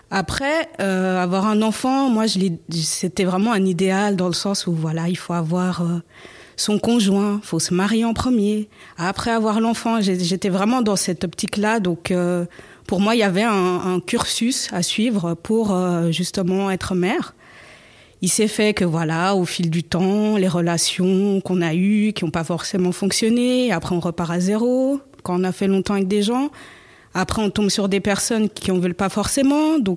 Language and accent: French; Switzerland; j'ai 39 ans d'origine angolaise, mais grandi en Suisse.